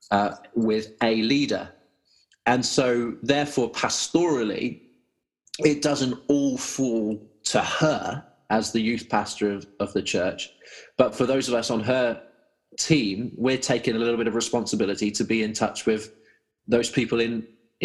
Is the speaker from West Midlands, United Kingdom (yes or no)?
yes; Malvern, West Midlands, United Kingdom; our youth ministry in my hometown here in Malvern